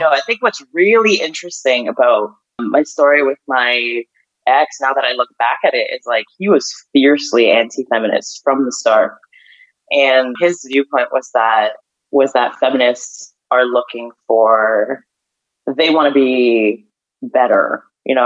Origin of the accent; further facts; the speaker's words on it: Ukraine; moved away; also born or lived in Canada; I grew up in, you know, I grew up in Ukraine.